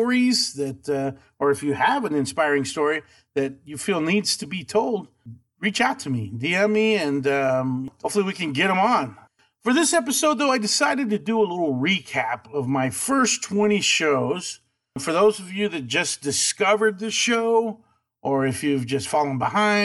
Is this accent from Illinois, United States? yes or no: no; Abilene, Texas, United States; I am from Abilene, Texas. And I went to high school and everything there